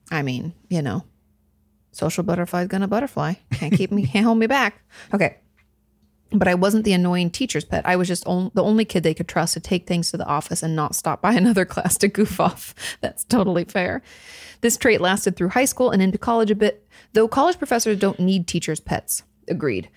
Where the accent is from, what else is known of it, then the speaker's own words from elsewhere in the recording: a town on the Seattle to Portland route, Washington, United States; my downtown where I grew up